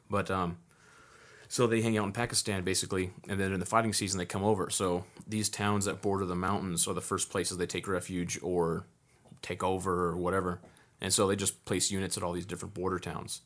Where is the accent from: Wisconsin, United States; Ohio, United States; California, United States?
California, United States; Southern; growing up in Southern California